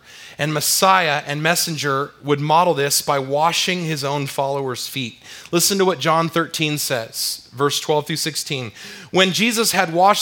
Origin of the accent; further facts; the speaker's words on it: California, United States; moved away; I'm from California